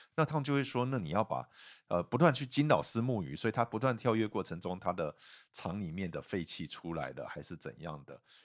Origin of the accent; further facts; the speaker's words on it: Kaohsiung, Taiwan; 我是高雄人